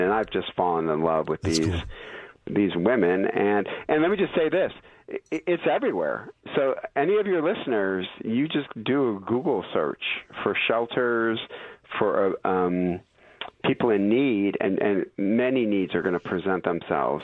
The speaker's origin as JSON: {"language": "English", "town": "Detroit", "region": "Michigan", "country": "United States", "moved": "yes", "lives_now": "California, United States", "said": "I'm from Detroit."}